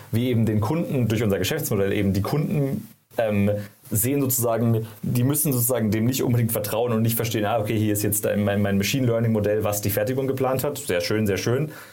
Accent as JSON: {"language": "German", "town": "Karlsruhe", "region": "Baden-Württemberg", "country": "Germany", "also_born_or_lived": "San Francisco", "moved": "as an adult", "said": "ich komme ursprünglich aus Karlsruhe, habe da studiert"}